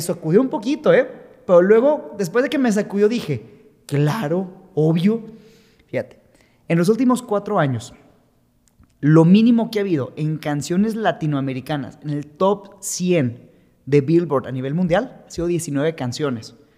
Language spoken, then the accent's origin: Spanish; Mexico